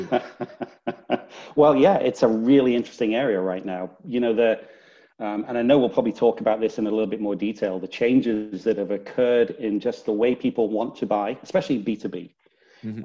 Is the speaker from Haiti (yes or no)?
no; Northern England, United Kingdom; now in Houston, United States; Originally, Northern England. It's Northern. Not so much of a Texas accent